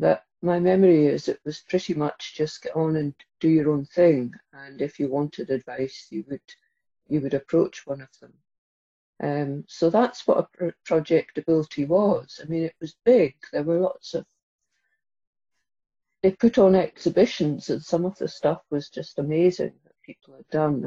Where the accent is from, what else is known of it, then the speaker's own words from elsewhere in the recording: Inverness, Scotland, United Kingdom; I grew up in Inverness in the Highlands